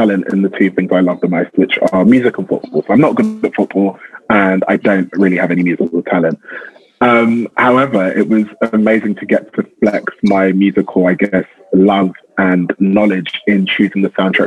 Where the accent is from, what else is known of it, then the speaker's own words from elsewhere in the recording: London, United Kingdom; growing up in South London